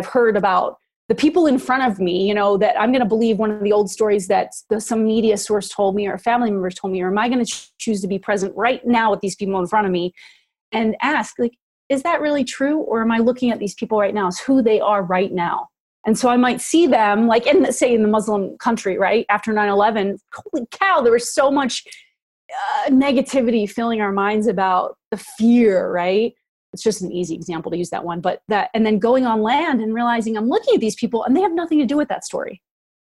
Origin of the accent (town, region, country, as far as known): United States